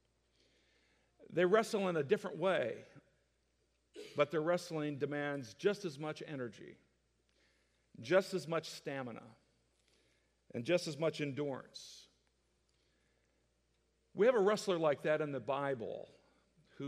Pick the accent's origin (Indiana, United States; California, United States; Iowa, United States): Iowa, United States; moved away as an adult; also born or lived in Kansas; now in Texas, United States; I grew up in Iowa, a big Hawkeye fan